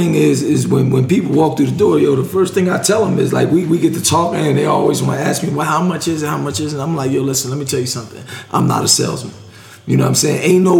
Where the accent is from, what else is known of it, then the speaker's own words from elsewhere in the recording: New Jersey, United States; So, I'm from New Jersey.